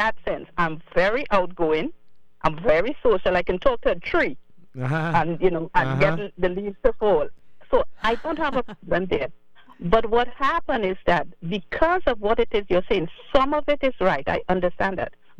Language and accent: English; Trinidad & Tobago; moved away; I grew up in Trinidad